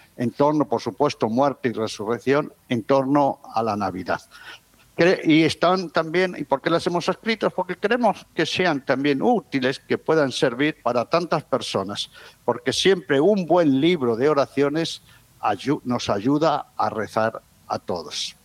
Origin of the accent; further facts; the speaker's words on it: Alba de Tormes, Castile and León, Spain; moved away; Teresa de Jesús, que está enterrada, fue enterrada en mi pueblo